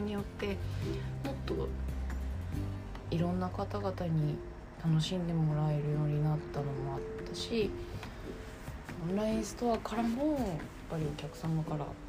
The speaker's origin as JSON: {"language": "Japanese", "region": "Nagasaki", "country": "Japan", "tie": "born or raised there", "moved": "yes", "lives_now": "Fukuoka, Japan", "said": "私は地元は長崎なんですけど"}